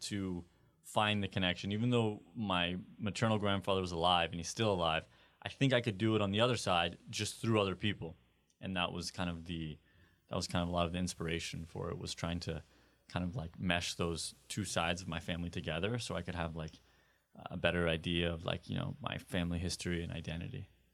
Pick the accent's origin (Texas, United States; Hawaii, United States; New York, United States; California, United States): California, United States; growing up in California